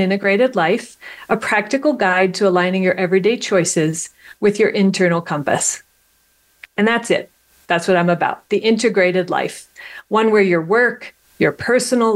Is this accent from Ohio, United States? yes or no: yes; Ohio, United States; I was born in Ohio.